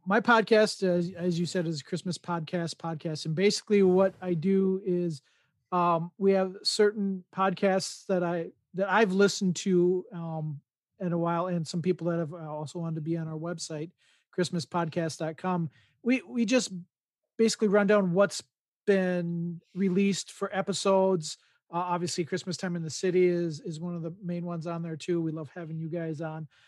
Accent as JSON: {"language": "English", "region": "Midwest", "country": "United States", "tie": "born or raised there", "said": "I'm born and raised in the Midwest"}